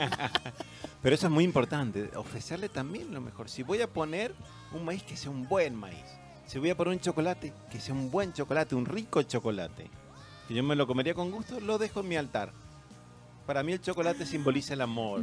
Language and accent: Spanish; Argentina; now in Chile; yo me crié en colegios católicos, primario, que era la Argentina, el secundario, que es la media acá